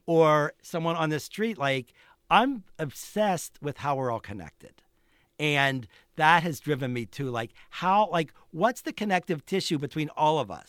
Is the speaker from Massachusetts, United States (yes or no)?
no; Pittsburgh, Pennsylvania, United States; moved away; also born or lived in Boulder; in Pittsburgh when I was growing up